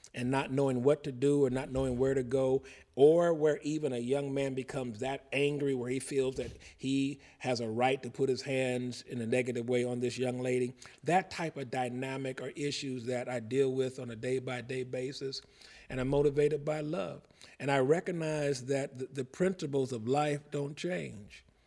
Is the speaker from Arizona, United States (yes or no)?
no; Cincinnati, Ohio, United States; moved away; I'm from Cincinnati